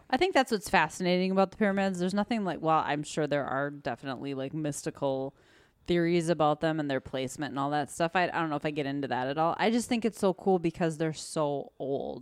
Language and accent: English; Oconto, Wisconsin, United States; also born or lived in Pensaukee, Wisconsin; I grew up outside of Okanto, but that's where I went to high school